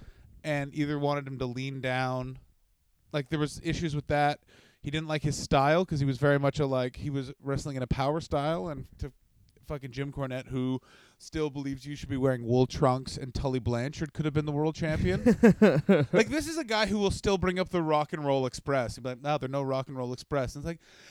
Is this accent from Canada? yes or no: yes; Canada; born or raised there